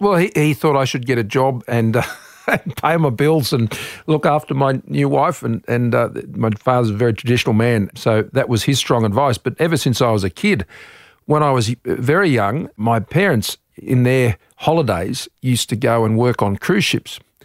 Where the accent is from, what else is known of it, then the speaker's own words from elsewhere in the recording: Australia; as an Australian, it's our part of the world.